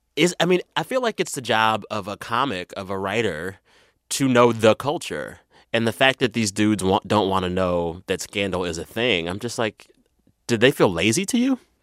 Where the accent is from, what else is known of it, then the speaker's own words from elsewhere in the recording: San Antonio, Texas, United States; moved away; I'm from San Antonio